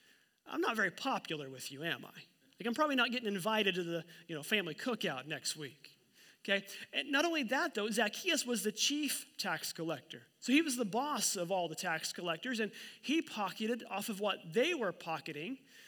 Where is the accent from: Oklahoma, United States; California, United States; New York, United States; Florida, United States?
Oklahoma, United States; moved away; Joplin's about half an hour from my hometown in Oklahoma.